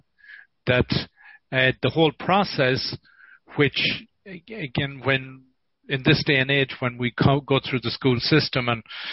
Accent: Ballinasloe, Connacht, Ireland; I grew up in Ballinasloe

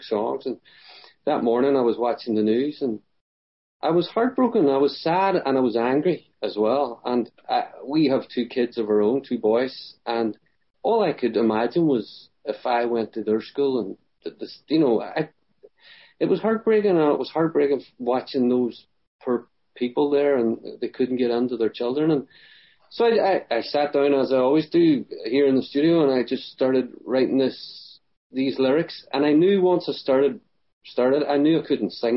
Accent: Derry, Northern Ireland, United Kingdom; I grew up in the Troubles

